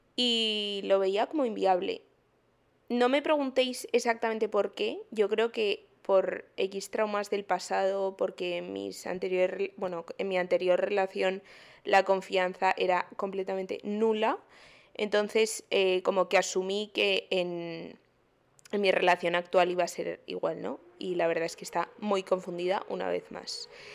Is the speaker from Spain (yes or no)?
yes; Madrid, Community of Madrid, Spain; moved away as an adult; now in Miami, United States; soy de Madrid, pero hace un año tuve la gran idea de venirme a otro continente a hacer un máster